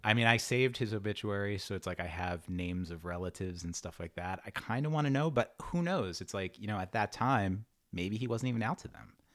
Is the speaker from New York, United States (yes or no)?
yes; New York City, New York, United States; also born or lived in Long Island; I grew up in Queens